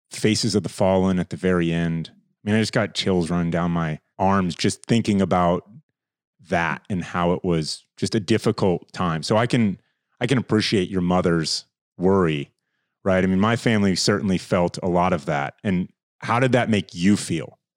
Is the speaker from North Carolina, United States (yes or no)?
no; Athens, Ohio, United States; moved away as an adult; now in Marrakesh, Morocco; I was raised in God's country in Athens